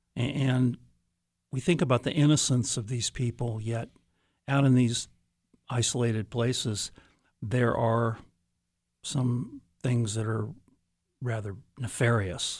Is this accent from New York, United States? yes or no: no; Des Moines, Iowa, United States; moved away as an adult; I'm from Des Moines